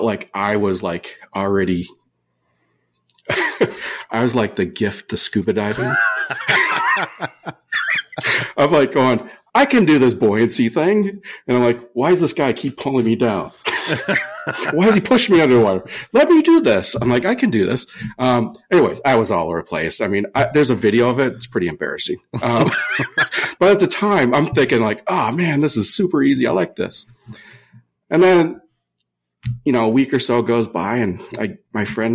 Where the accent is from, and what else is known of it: Minnesota, United States; born or raised there; now in California, United States